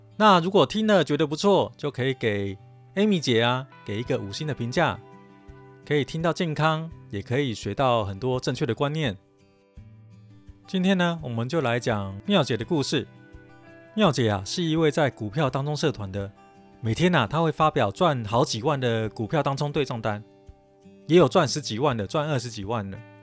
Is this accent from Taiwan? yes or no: yes; Taipei, Taiwan; 因为我台语讲得不好，我是台北人嘛，所以台语讲得不好